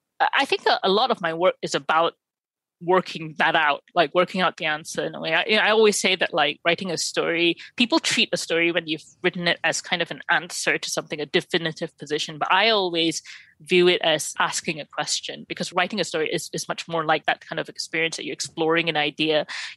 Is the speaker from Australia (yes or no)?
no; Malaysia; I mean, partly because I wrote it and I'm Malaysian